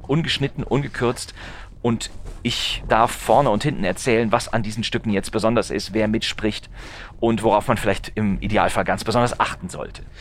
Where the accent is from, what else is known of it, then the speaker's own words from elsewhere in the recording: North Rhine-Westphalia, Germany; ich bin in, in, äh, in Nordrhein-Westfalen aufgewachsen